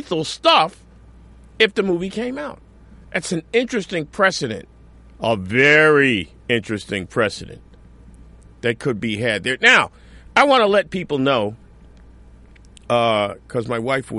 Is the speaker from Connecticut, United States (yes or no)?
yes; Newtown, Connecticut, United States; now in New York City, United States; I grew up in Newtown, Connecticut